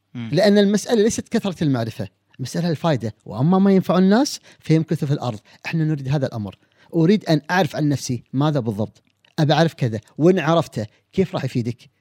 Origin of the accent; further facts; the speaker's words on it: Kuwait; عندنا في الكويت